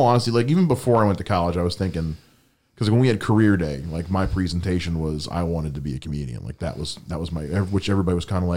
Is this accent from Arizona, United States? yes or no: no; Columbia, South Carolina, United States; moved away; I'm from Columbia, which is where the real USC is